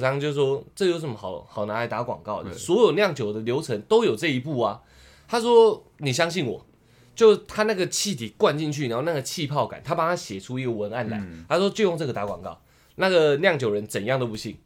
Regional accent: Tamsui, New Taipei, Taiwan; 我老家靠海。然后 我从国中就在淡水

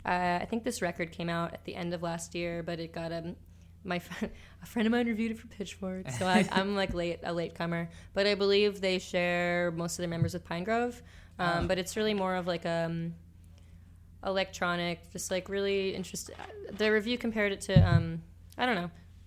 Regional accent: New York, United States; I'm from New York, and I think most people don't guess that based on my speaking voice.

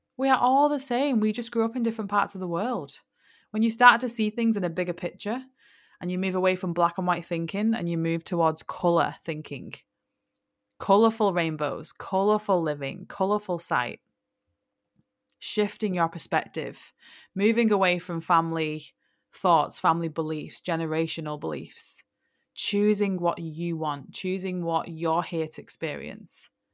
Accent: England, United Kingdom; I'm from England

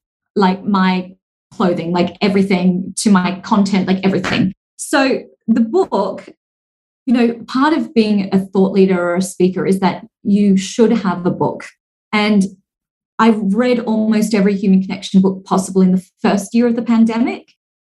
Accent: Singapore; born there; And I hold a passport from Australia, even though my parents are Singaporean and I was born in Singapore and I now live here.

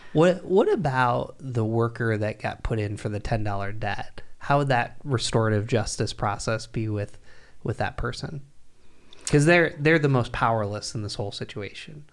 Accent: Binghamton, New York, United States; I grew up in Binghamton, New York, which is where I'm from

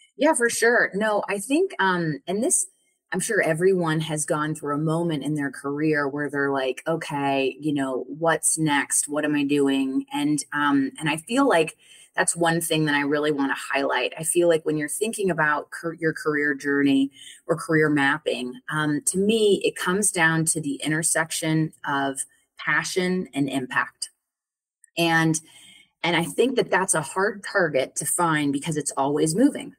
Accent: Colorado, United States; I'm from Colorado originally. And um, yeah, and I grew up there

